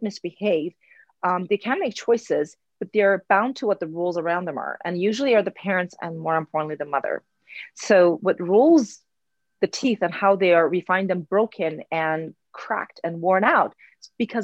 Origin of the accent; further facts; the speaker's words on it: Iran; English is a second language; moved away as an adult; now in United States; I grew up in Iran. I came to the United States 20 years ago. So half of my life, I lived in Iran, half of the United States.